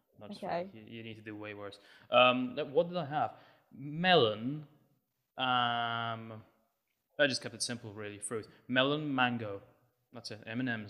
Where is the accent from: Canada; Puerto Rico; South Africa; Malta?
Malta; I am Maltese from Malta.